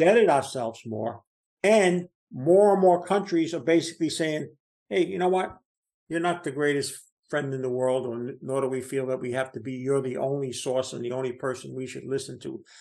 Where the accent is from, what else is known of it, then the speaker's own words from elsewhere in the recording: New Jersey, United States; I'm from New Jersey